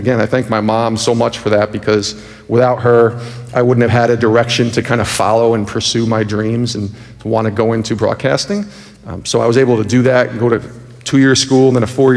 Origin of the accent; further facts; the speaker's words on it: Albany, New York, United States; also born or lived in Rochester, New York; now in Connecticut, United States; I'm from Albany, New York.